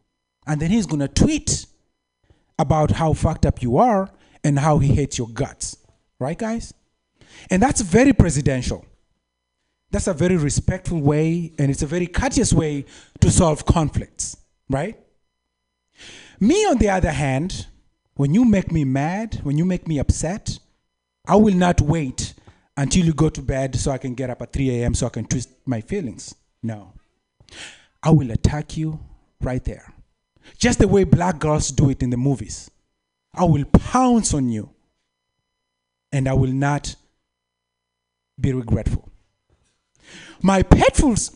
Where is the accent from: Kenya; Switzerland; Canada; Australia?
Kenya; moved away; I'm from Kenya